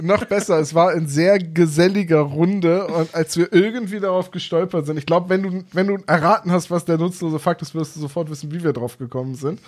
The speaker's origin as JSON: {"language": "German", "region": "Bremen", "country": "Germany", "said": "ich, bin Bremer"}